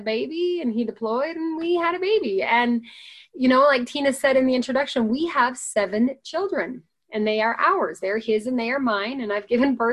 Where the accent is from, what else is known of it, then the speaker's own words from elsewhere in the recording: United States; also born or lived in Ogden, Utah; they could recognize I was an American